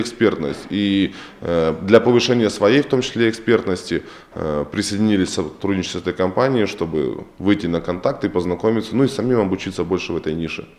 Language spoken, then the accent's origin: Russian; Ukraine; now in Russia; я сам родом с Украины